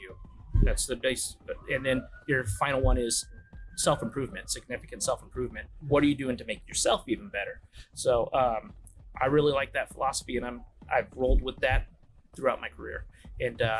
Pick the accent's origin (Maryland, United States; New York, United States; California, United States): California, United States; moved away as an adult; also born or lived in Detroit / England; now in Rockwall, Texas, United States; growing up in California